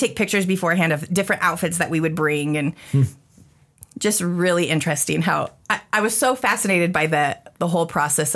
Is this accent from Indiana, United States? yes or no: no; Spokane, Washington, United States; a town in Washington, a city in Washington